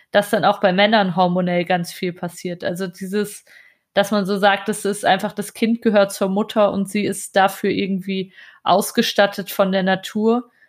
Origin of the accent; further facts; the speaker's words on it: Germany; bei uns in Deutschland.